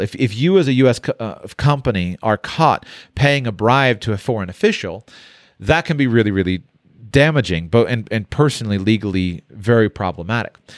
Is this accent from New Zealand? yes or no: no; Palm Beach, Florida, United States; it's my hometown. And so, uh, I spent a lot of time on Palm Beach. I went to school right in downtown West Palm Beach